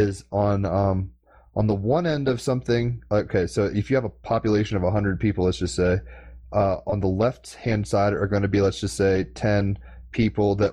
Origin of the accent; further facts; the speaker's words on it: United States; as an American